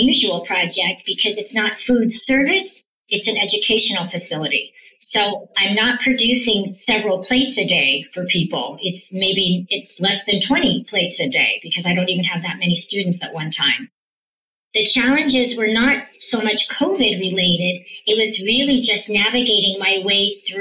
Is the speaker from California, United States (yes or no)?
yes; Palo Alto, California, United States; also born or lived in San Francisco, California; now in Las Vegas, United States; I'm originally from Palo Alto, California. And that's where we went to school. I mean, San Francisco, and then my parents moved us to Palo Alto. We went to school there